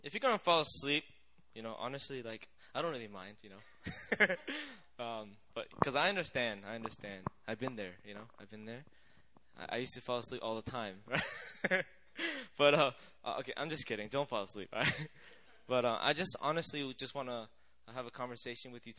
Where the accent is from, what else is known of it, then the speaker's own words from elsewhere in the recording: United States; I grew up in the States